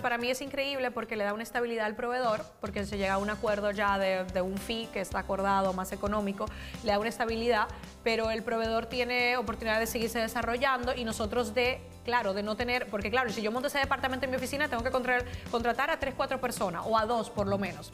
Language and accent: Spanish; Dominican Republic; also born or lived in Spain; now in United States; yo soy de Dominicana, soy de República Dominicana